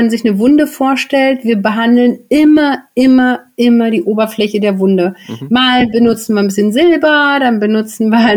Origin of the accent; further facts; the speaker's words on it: Berlin, Germany; ich komme ja auch aus Berlin, wir brauchen hier in Berlin Pankow